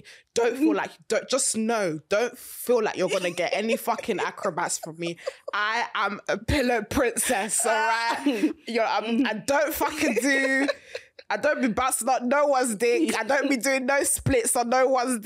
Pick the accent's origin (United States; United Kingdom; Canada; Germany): United Kingdom; also born or lived in London / Bedford; I'm from Britain